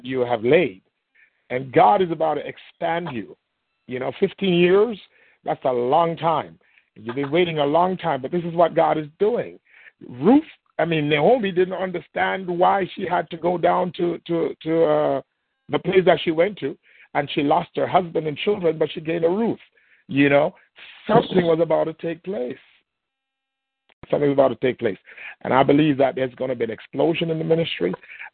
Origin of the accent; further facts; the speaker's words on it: Jamaica; accent: thick Jamaican; moved away; I'm a Jamaican with a very thick Jamaican accent